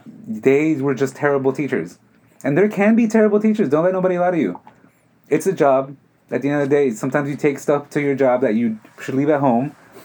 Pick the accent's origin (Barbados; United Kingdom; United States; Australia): United States; New York City, New York; I am from Queens, but my family is from Mexico.